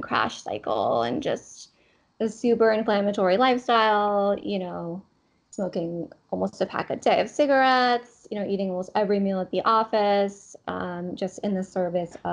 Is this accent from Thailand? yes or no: yes; Thailand; moved away as an adult; also born or lived in Boston, United States; now in New York, United States; I was actually born and raised in Thailand. I'm from Thailand, and I came here to the States for college.